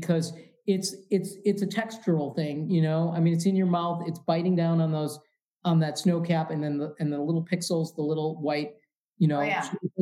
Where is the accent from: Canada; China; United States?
United States; Midwest; I'm from the Midwest.